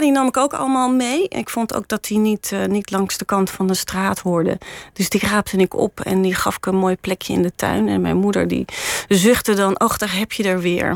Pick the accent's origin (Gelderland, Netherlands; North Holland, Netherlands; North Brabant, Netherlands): Gelderland, Netherlands; Ermelo; now in Amsterdam, Netherlands; ik ben opgegroeid in Ermelo in de in, in een heel mooi vrijstaand huis